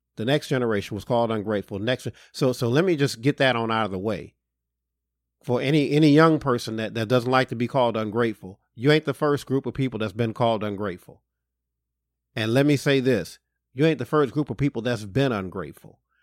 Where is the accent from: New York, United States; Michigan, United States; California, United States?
Michigan, United States; Detroit; I'm from Detroit